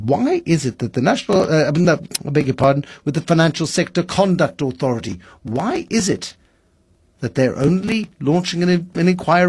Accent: South Africa; The wonderful thing about being a South African journalist, this is a new topic, by the way, is that you develop a sense of smelling rats before their presence is absolutely obvious.

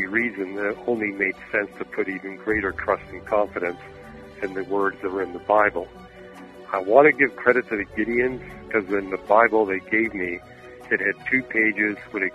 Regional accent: Canada; moved away as an adult; I grew up in Canada. I was born, raised, and educated there

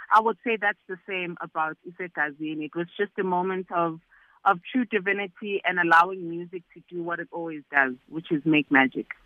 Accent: South Africa; being a South African and being an African

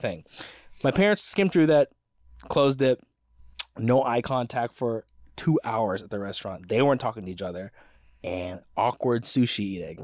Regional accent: United States; as an American

